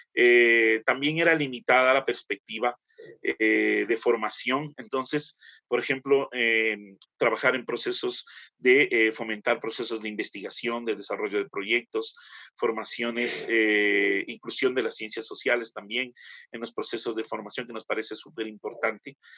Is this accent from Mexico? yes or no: no; Quito, Pichincha, Ecuador; soy quiteño